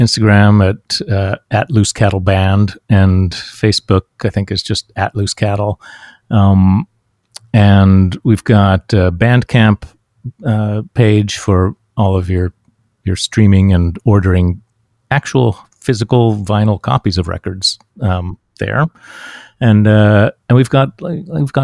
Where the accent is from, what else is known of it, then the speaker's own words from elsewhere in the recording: Huntington, West Virginia, United States; moved away; I grew up in West Virginia, in Huntington, West Virginia.